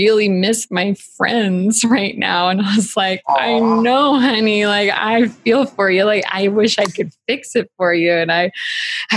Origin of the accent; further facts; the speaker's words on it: United States; We're American